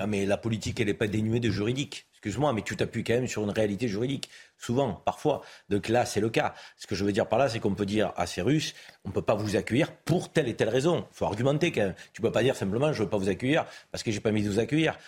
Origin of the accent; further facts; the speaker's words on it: France; chez nous, en France